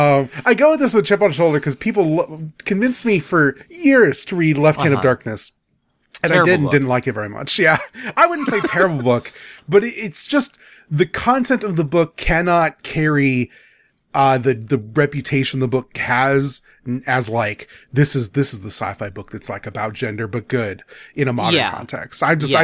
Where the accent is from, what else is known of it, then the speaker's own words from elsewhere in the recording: Midwest, United States; I'm a Midwesterner. I eat my teas, so it's Atawan.